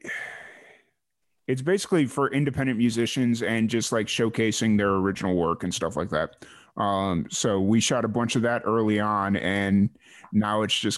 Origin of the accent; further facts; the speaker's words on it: Waco, Texas, United States; I was linked right back into my hometown